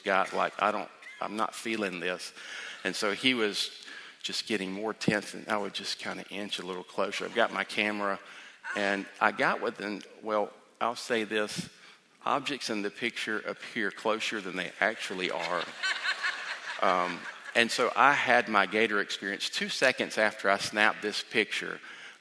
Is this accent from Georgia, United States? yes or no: yes; South Georgia, United States; moved away; I grew up in South Georgia, and we have a different dialect than here